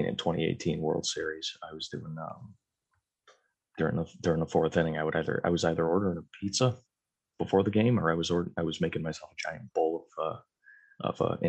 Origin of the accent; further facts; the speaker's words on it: Connecticut, United States; I'm from Connecticut